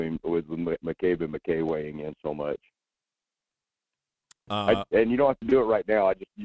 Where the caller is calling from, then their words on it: Wasilla, Alaska, United States; I'm in Wasilla.